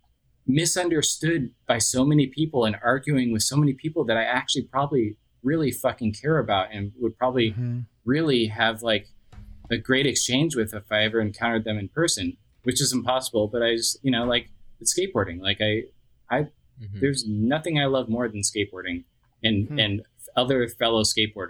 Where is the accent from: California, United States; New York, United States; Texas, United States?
Texas, United States; Austin; moved away; this is where I was from. It's my hometown and I'm, you know, kind of heartbroken that I don't live there